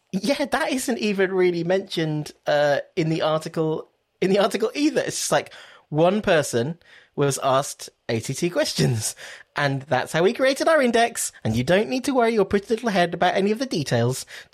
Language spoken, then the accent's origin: English; United Kingdom; Because we're British, so we were like, okay, we're going to create an index.